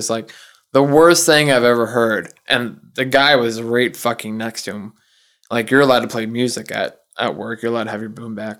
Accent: the South, United States; I grew up in the South, too, and I've heard that expression before.

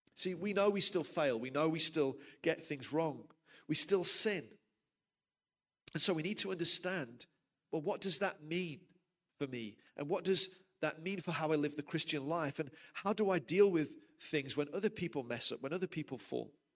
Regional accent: United Kingdom; moved away as an adult; now in South Africa; I'm from the UK originally.

